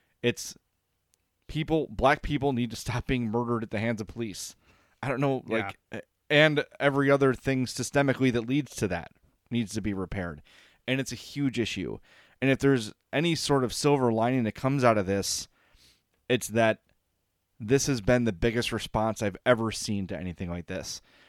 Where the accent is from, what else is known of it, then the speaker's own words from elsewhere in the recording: Oak Lawn, Illinois, United States; I grew up in Oak Lawn. I did not go to school with a black person until high school.